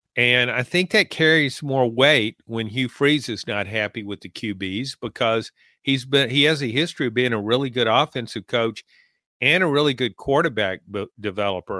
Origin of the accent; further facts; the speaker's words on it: Louisiana, United States; having grown up in Louisiana, there was a, South Louisiana is very Catholic